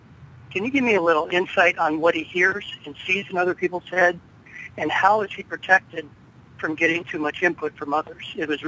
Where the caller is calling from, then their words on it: St. Louis, Missouri, United States; I am from St. Louis.